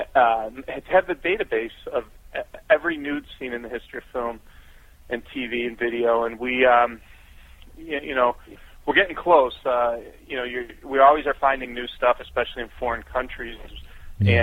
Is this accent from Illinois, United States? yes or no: yes; Chicago, Illinois, United States; my hometown of Chicago